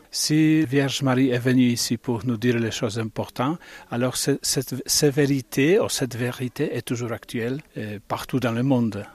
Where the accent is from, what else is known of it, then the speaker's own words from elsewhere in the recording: Bologna, Emilia-Romagna, Italy; moved away; je viens de Bologne